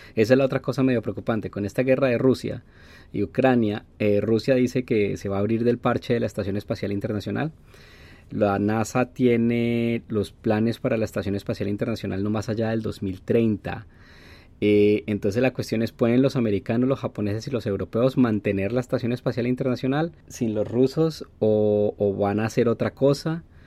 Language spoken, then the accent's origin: Spanish; Colombia; moved away; mi pasaporte colombiano